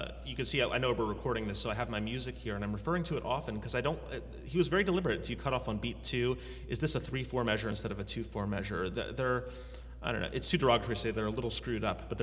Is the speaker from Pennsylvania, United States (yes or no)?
yes; Reading, Pennsylvania, United States; moved away as an adult; also born or lived in Ithaca, New York / Horseheads, New York / New England / Wisconsin; now in Auburn, United States; I grew up in Pennsylvania